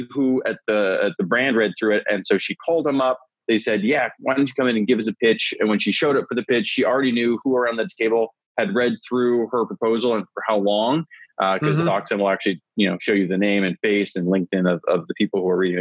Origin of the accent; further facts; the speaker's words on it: South Dakota, United States; moved away as an adult; also born or lived in California; I'm from South Dakota originally, and came out to California for college